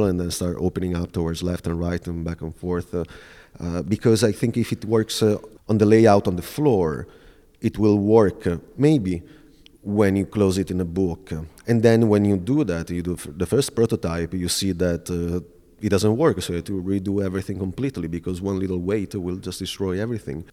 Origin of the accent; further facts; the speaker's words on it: Veneto, Italy; moved away as an adult; also born or lived in Milan, Italy / New York City, United States; I'll just look, uh, nearby my hometown.